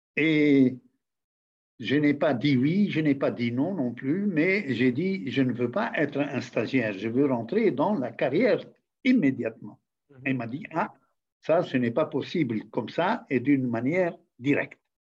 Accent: Tunisia

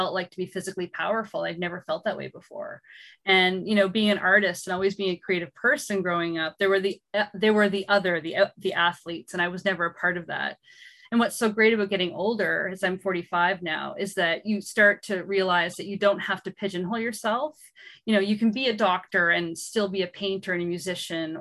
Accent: Gananoque, Ontario, Canada; moved away as an adult; also born or lived in Montreal; I'm from Gananoque

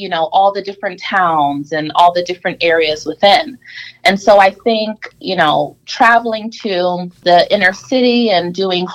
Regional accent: New York City, New York, United States; now in Rochester, United States; I originally was born and raised in Brooklyn, New York

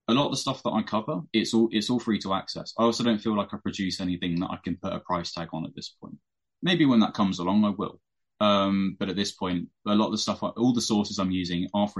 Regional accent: United Kingdom; being British

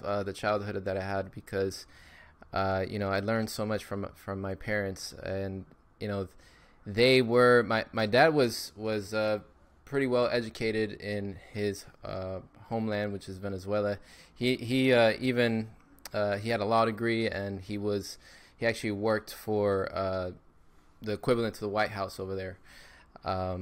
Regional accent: Miami, Florida, United States; Born and raised in Miami, Florida

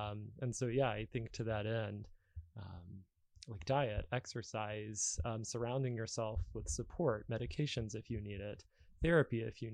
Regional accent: Alabama, United States; moved away; I grew up in Alabama, and you know, back there, if you were the kid in therapy, you'd get made fun of.

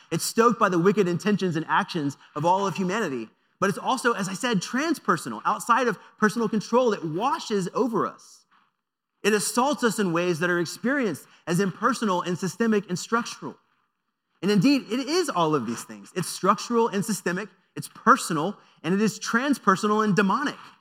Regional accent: United States; as American Christians in a predominantly white tradition

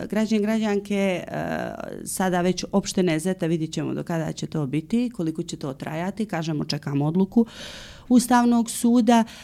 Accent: Montenegro

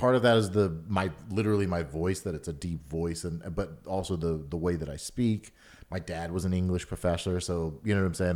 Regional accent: Atlanta, Georgia, United States; born or raised there; also born or lived in Chicago

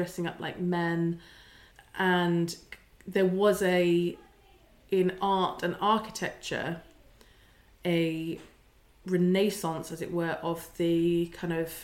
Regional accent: United Kingdom; we're British

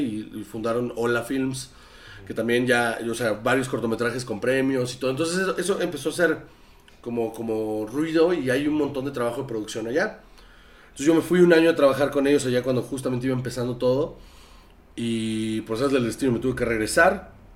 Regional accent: Sonora, Mexico; yo soy de, Sonora.

